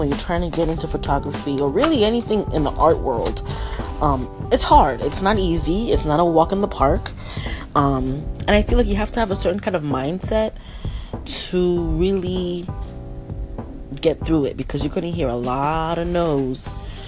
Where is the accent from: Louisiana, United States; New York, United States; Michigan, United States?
New York, United States; New York City; moved away; also born or lived in Florida; Born and raised in Brooklyn, New York. Well, I'll say partly raised, because I was also partly raised in Florida